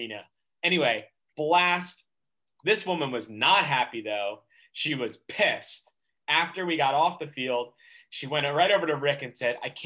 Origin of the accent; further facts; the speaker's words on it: Northeast, United States; we're from the Northeast